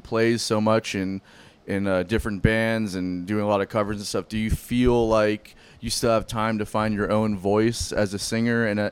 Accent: Broward County, Florida, United States; I was born in Florida

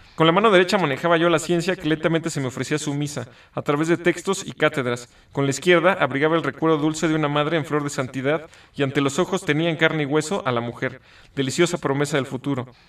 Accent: Mexico; tenemos como mexicanos

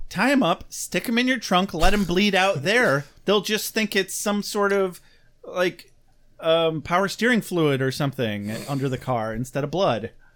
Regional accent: United States; we're Americans

